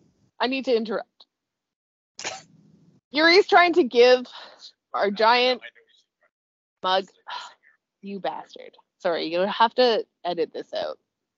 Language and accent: English; Canada; I'm Canadian